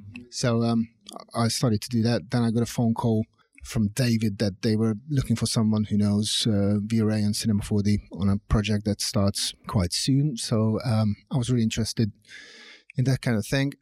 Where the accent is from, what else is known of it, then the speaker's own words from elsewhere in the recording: Hungary; moved away as an adult; now in United Kingdom; I was born in Hungary.